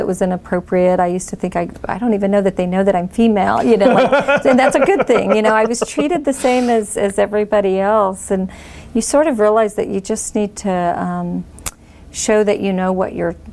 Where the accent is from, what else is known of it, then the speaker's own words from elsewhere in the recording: Bakersfield, California, United States; I was born and raised in East Bakersfield